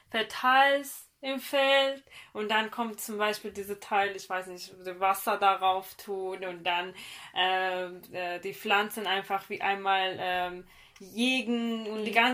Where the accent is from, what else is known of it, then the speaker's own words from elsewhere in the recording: northern Iran, Iran; German is a second language; äh, mindestens bei uns im Norden vom Iran.